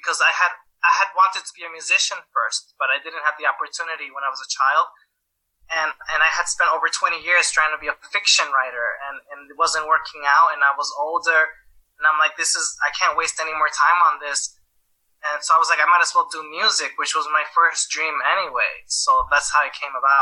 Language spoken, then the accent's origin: English; United States; moved away as an adult; now in Slovakia; I'm American